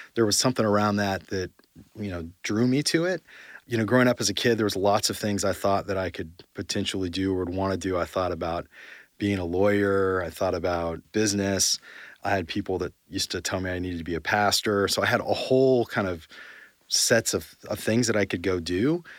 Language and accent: English; Yorba Linda, California, United States; also born or lived in San Diego; I grew up in Orange County in a place called Yorba Linda.